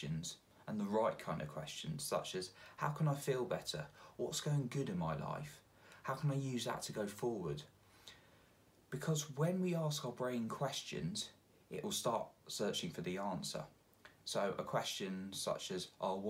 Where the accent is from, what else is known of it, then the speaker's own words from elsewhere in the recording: England, United Kingdom; I'm English and it rains a lot here